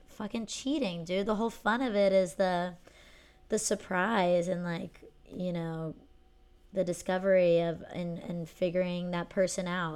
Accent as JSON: {"language": "English", "region": "Pennsylvania", "country": "United States", "tie": "born or raised there", "said": "growing up in Pennsylvania"}